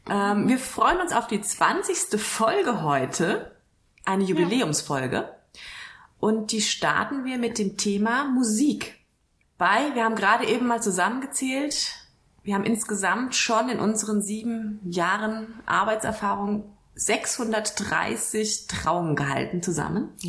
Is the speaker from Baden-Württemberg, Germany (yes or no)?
no; Kelkheim, Hesse, Germany; Ja, ich komme aus Kelkheim. Ich glaube, das ist mittlerweile bekannt. Aus dem schönen Main-Taunus-Kreis.